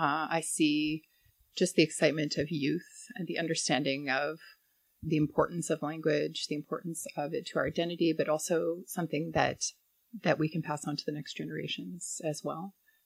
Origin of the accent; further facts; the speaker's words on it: Manitoba, Canada; moved away; growing up in Manitoba, disconnected from my dad's reserve, Astigouche